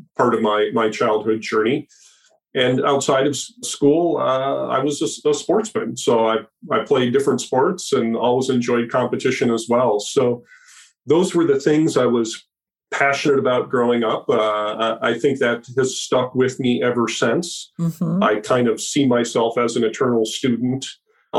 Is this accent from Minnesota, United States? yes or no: yes; Minneapolis, Minnesota, United States; So I grew up in the Midwest U.S. in Minneapolis, St. Paul, the land of ice and snow during the winter